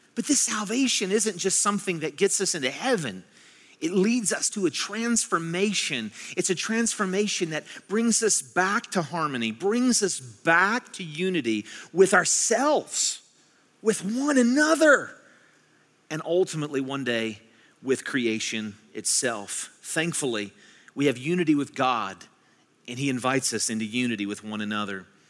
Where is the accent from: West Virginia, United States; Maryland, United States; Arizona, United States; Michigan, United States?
West Virginia, United States; I was born and raised in West Virginia